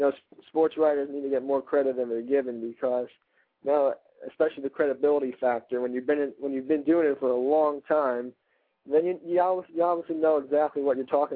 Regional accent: New York City, New York, United States; I hear stories from around here because I'm from Brooklyn

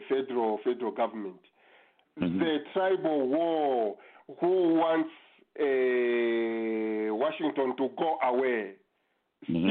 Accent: Zambia; for Zambians

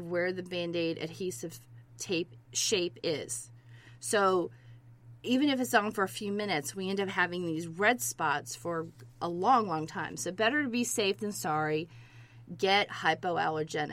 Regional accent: Georgia, United States; I grew up in Georgia

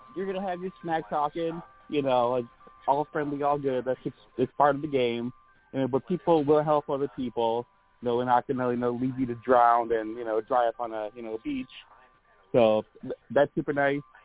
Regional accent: Illinois, United States; I've always been in Illinois

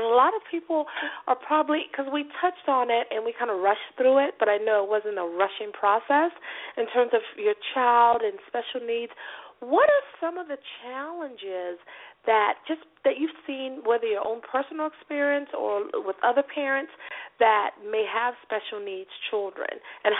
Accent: the South, United States; I'm from the South.

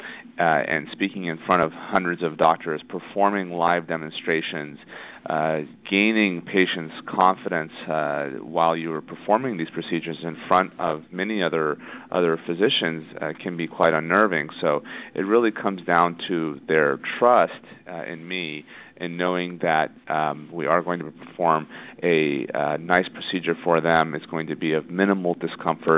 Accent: Indiana, United States; moved away as an adult; also born or lived in Florida / Toronto, Canada; now in Los Angeles, United States; I'm originally from Indiana, and I did my medical school there.

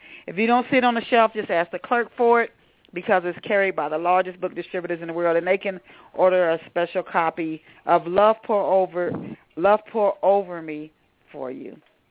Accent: Ohio, United States; now in Philadelphia, United States; I'm actually from Ohio, but I've lived in Philadelphia for several years.

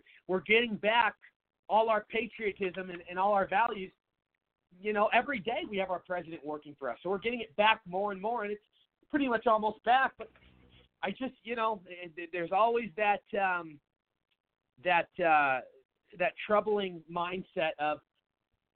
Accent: Seattle, Washington, United States; moved away as an adult; now in Phoenix, United States; I'm originally from Seattle, and my home city of Seattle

